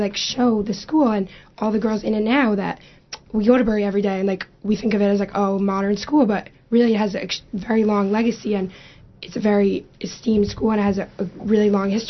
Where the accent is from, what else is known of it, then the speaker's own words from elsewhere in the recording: Passaic, New Jersey, United States; I'm from Passaic